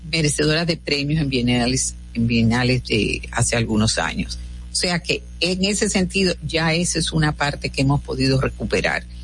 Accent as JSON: {"language": "Spanish", "country": "Dominican Republic", "said": "Nosotros, eso es lo que somos, los dominicanos."}